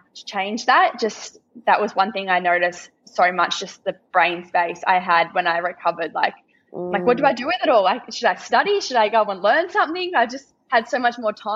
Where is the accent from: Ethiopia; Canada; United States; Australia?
Australia; Warragul, Victoria; where I used to live, in my hometown